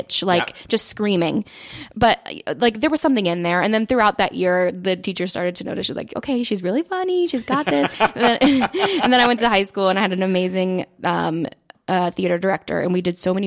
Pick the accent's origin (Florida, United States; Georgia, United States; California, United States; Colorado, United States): Georgia, United States; Cumming; moved away; I grew up in Cumming, Georgia